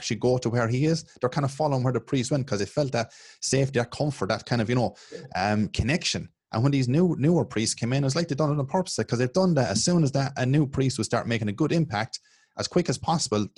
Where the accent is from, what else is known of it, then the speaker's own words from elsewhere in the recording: Ireland; I grew up in Ireland